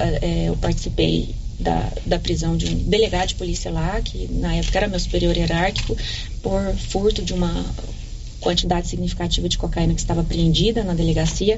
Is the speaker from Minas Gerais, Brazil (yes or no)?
no; Silvânia, Goiás, Brazil; also born or lived in Goiânia; eu me criei aqui a vida toda